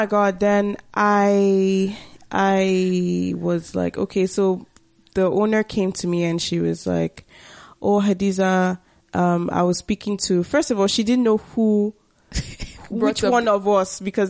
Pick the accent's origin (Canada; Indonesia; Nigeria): Nigeria; I am Nigerian. So I don't have that historical, like